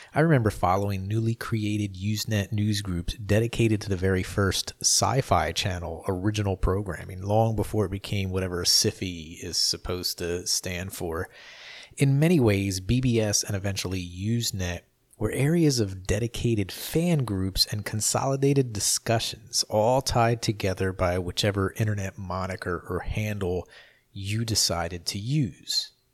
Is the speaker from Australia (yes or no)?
no; New Jersey, United States; I grew up in South Jersey, which was a stone's throw from Philadelphia